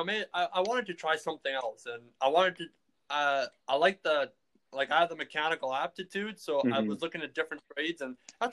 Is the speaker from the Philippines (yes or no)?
no; Manitoba, Canada; we're from Manitoba